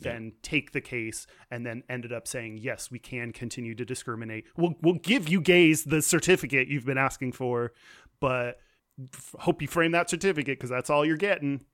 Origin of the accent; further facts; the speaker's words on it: Houston, Texas, United States; moved away; I'm from Houston